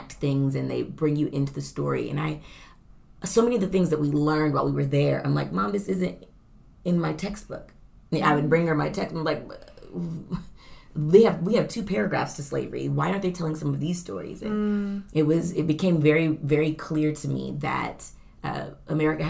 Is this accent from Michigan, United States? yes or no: no; Oklahoma, United States; I grew up in Oklahoma as well